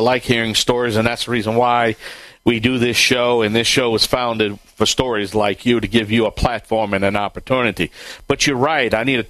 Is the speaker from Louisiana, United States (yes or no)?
yes; Cajun, Louisiana, United States